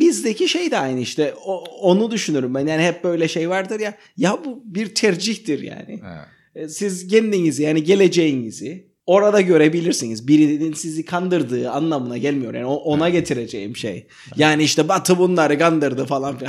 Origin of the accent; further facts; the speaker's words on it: Cyprus; Sanırım biz Kıbrıslılar olarak